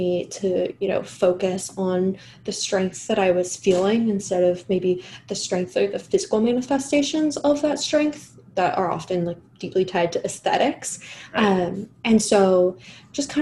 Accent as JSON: {"language": "English", "region": "England", "country": "United Kingdom", "said": "I'm English"}